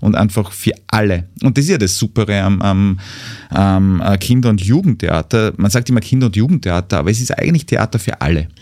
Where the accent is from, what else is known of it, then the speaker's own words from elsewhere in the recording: Mürzzuschlag, Styria, Austria; einen großen Teil meiner Kindheit habe ich in den Räumlichkeiten ähm, des Brahms-Museums in Metz-Zuschlag mhm. verbracht